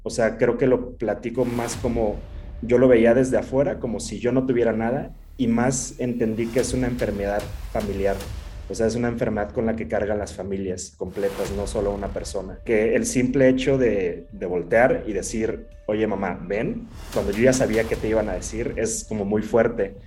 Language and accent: Spanish; Mexico; also born or lived in Morelia / Mexico City; como mexicano no pensamos mucho en la salud